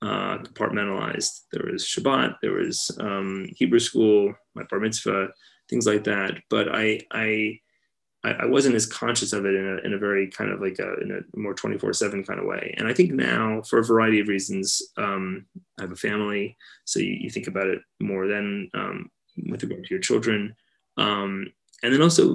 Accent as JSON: {"language": "English", "town": "Los Angeles", "region": "California", "country": "United States", "tie": "born or raised there", "said": "Here in Los Angeles."}